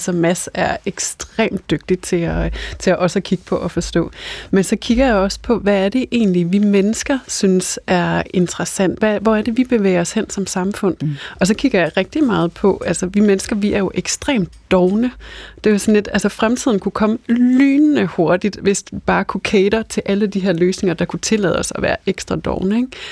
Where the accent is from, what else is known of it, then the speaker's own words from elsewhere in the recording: North Jutland, North Denmark Region, Denmark; now in Copenhagen, Denmark; Altså nu kommer jeg selv fra Nordjylland og har lige været øh, i Jylland med familien her i weekenden